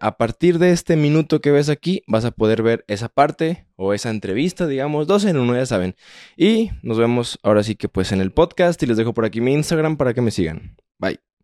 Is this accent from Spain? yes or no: no; Guadalajara, Jalisco, Mexico; yo soy de Guadalajara